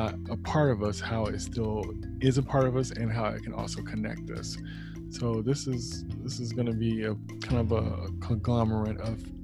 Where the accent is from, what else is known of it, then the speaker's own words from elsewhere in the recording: the Bay Area, California, United States; I'm an artist from the Bay Area